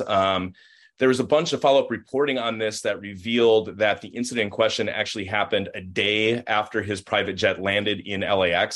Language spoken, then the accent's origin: English; Minnesota, United States; being a Minnesotan